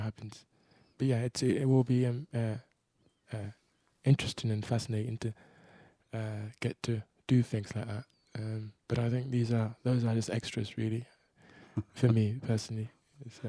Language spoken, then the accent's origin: English; England, United Kingdom; I'm from England.